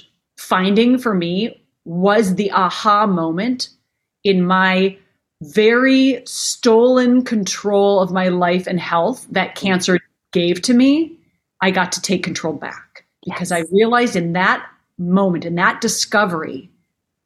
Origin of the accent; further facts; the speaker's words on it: Minnesota, United States; I grew up in Minnesota